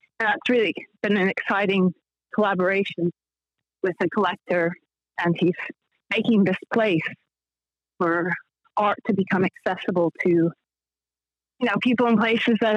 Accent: northern Illinois, United States; I was born in Illinois, northern Illinois

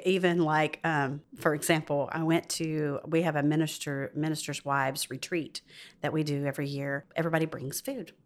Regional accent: the South, United States; moved away as an adult; also born or lived in Georgia / Arkansas / West Virginia; I'm from the South

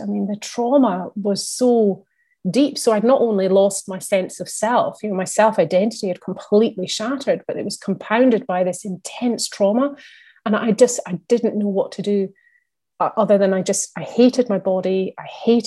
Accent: Scotland, United Kingdom; also born or lived in London; I'm based in Scotland, I'm Scottish

